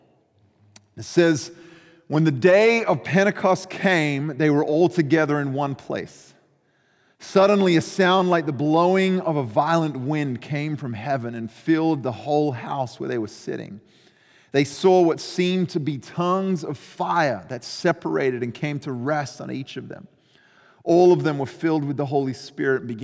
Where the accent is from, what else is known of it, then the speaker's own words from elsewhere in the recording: Australia; I grew up in Australia